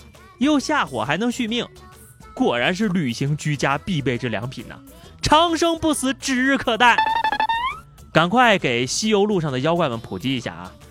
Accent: northern China, China; 因为我是北方人，

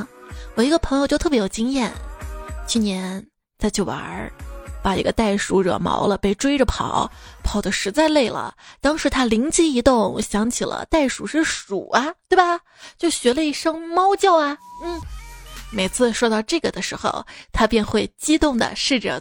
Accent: Jinan, Shandong, China; 我就是济南人啊！我在那儿也有一次黑历史，记得是两年前吧。

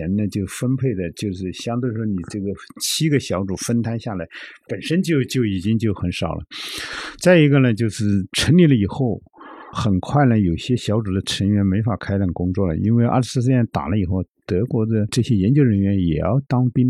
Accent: China; 我们中国人也有啊

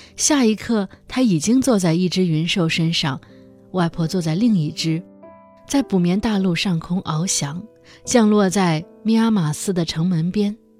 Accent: northern China, China; 我是北方人，妈妈的妈妈我们叫姥姥

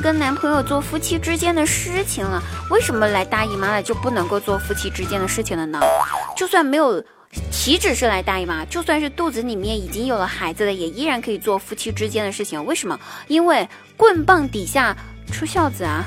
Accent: Sichuan, China; accent: Sichuan accent; 明明知道我的广东话说的是非常的好，怎么一口四川腔啊

